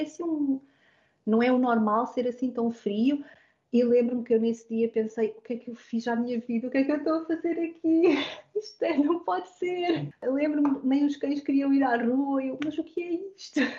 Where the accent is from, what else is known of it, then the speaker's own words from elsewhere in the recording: Portugal; now in Hamilton, Canada; obrigado por ter esta oportunidade de estar a partilhar a minha experiência como portuguesa pelo mundo.